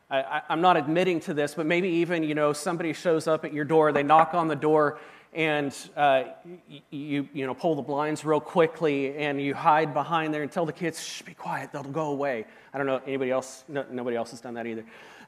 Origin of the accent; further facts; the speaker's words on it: Washington, United States; moved away; See, I grew up in Washington State, and when I came to Oklahoma, I started experiencing some things that were just really different.